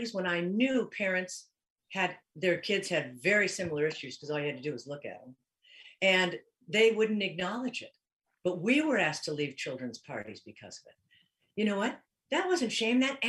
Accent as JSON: {"language": "English", "town": "Des Moines", "region": "Iowa", "country": "United States", "said": "Iowa, I'm from Des Moines."}